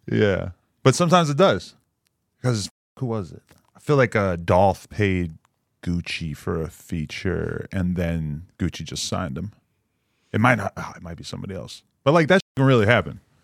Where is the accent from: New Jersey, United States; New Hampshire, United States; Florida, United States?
New Hampshire, United States; moved away; also born or lived in New York City; I'm from the, the most irrelevant state, New Hampshire.